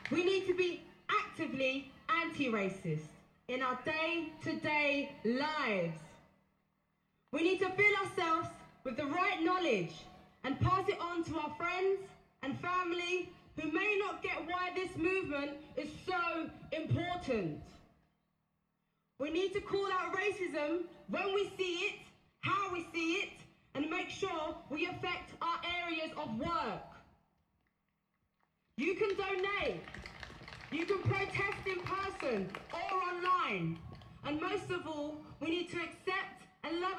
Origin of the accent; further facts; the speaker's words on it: Essex, East of England, United Kingdom; I grew up in Essex, which struggles to accept diversity